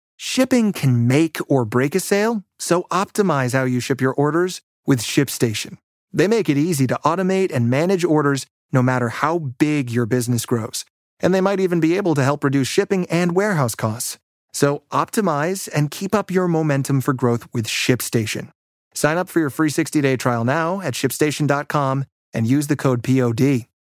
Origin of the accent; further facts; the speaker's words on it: Midwest, United States; moved away; also born or lived in New York; I'm from the Midwest